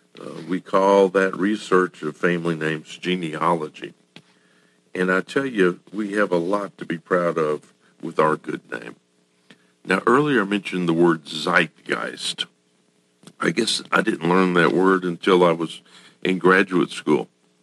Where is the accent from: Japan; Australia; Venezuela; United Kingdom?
Japan; born there; …, because I was born in Japan